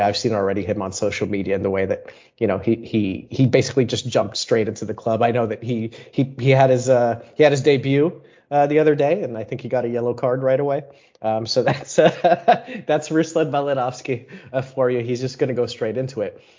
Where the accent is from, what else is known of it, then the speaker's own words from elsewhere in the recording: United States; I am American